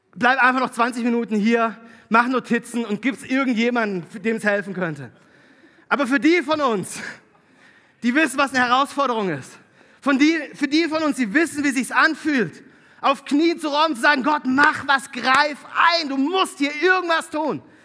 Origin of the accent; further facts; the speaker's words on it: Konstanz district, Baden-Württemberg, Germany; moved away; Ich bin Konstanzer. Tatsächlich. Ich bin geboren in Konstanz. Ähm, aufgewachsen im Landkreis Konstanz.